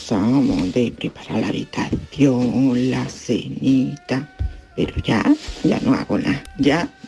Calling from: Seville, Andalusia, Spain; Hola, buenos días, soy … de Sevilla.

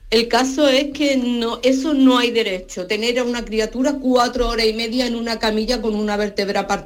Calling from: Seville, Andalusia, Spain; de Sevilla

